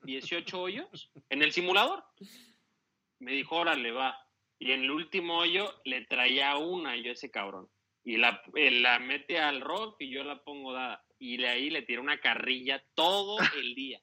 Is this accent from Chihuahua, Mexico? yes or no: no; Veracruz, Mexico; also born or lived in Mexico City; yo nací en la Ciudad de México. Entonces, este, a los dos años y medio me fui a vivir a Veracruz